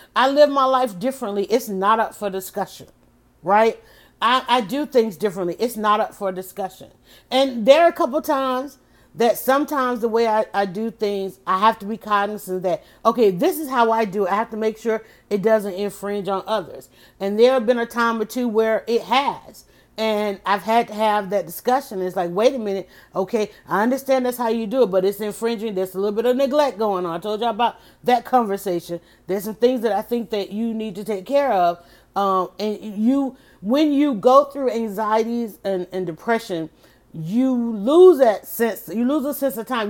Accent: Atlanta, Georgia, United States; I was born, I was raised in Southwest Atlanta

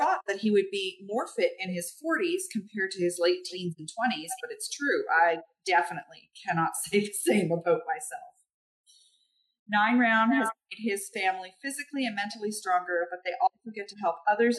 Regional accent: Florenceville, New Brunswick, Canada; moved away; I grew up in a very small town in New Brunswick, Florenceville.

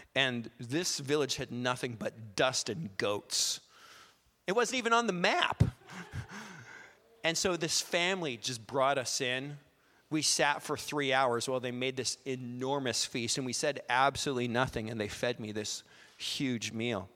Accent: Canada; we're Canadian

